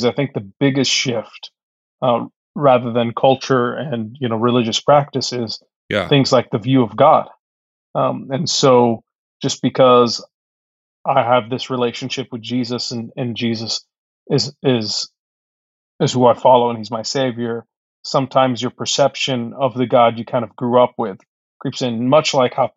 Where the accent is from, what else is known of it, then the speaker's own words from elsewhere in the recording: Egypt; now in United States; I was born in Egypt. And so I grew up in a Muslim family first, and came to Christ through really a relationship with my grandmother when we moved to the States